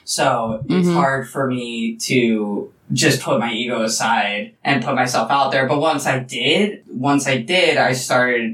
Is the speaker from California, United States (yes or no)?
no; Philadelphia, Pennsylvania, United States; moved away as an adult; now in Los Angeles, United States; I'm from Philadelphia